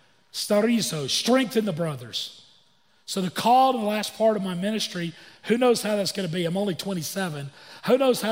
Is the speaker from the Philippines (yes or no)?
no; Florida panhandle, United States; I grew up in Florida, on the beach of Northwest Florida, the panhandle of Florida